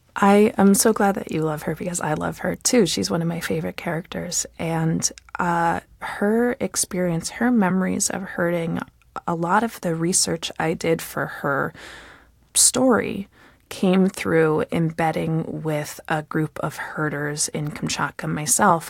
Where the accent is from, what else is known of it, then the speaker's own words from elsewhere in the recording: United States; as an American